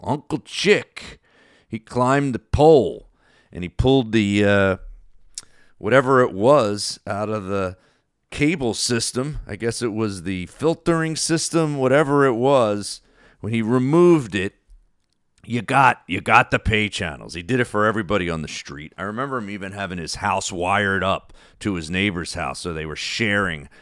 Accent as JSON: {"language": "English", "region": "New Jersey", "country": "United States", "tie": "born or raised there", "said": "that I grew up with in South Jersey."}